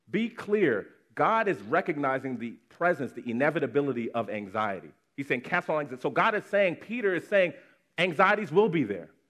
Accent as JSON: {"language": "English", "country": "Nigeria", "said": "it's actually particularly triggering as a Nigerian child"}